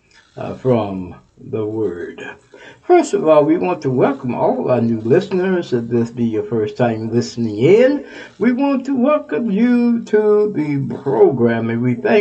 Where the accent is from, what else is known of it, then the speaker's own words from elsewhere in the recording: Texas, United States; Texas, my home state